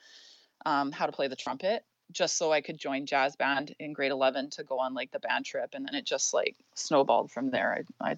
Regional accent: North Vancouver, British Columbia, Canada; I grew up in North Vancouver

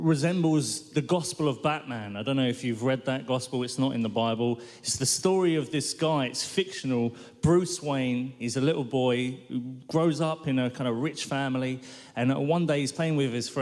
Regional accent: London, United Kingdom; I grew up in North London, lovely little neighborhood that is

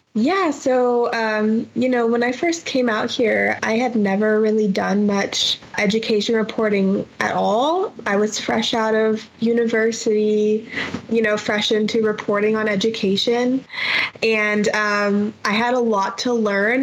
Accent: Phoenix, Arizona, United States; moved away as an adult; now in Las Cruces, United States; growing up in Phoenix, there's always mountains all around you

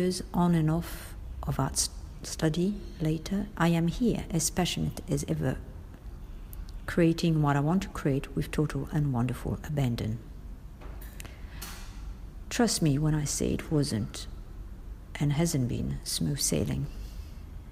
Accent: Paris, Île-de-France, France; moved away as an adult; now in Australia; I have been in Australia for 30 years this year, and I come from Paris, French-born

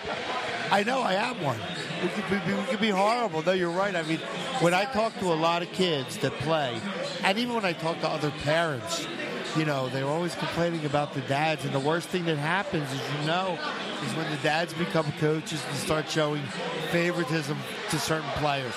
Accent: Philadelphia, Pennsylvania, United States; when I was a kid growing up in Northeast Philly

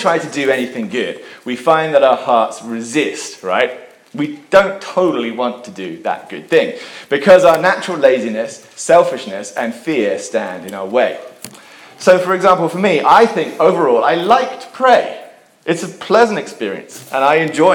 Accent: England, United Kingdom; I'm an Englishman, and we're really big on duty

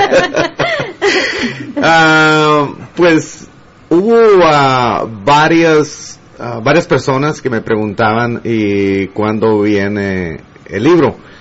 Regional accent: Guatemala City, Guatemala Department, Guatemala; now in Los Angeles, United States; en la colonia Santa Luisa, zona 6, en mi aldea, en eh, mi pueblo

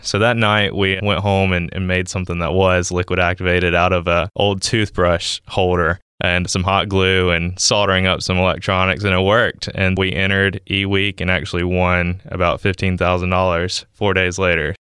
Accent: Columbus, Mississippi, United States; moved away as an adult; now in Starkville, United States; I'm twenty-five, from Columbus, Mississippi. So not too far from home, living in Starkville now

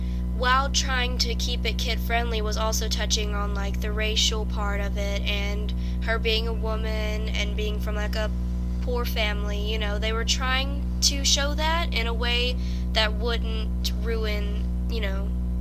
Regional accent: Louisiana, United States; Because we're both from Louisiana.

